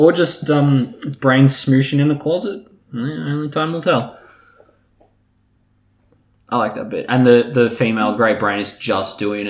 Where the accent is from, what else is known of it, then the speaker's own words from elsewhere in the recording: Canada; Yeah. I'm Canadian.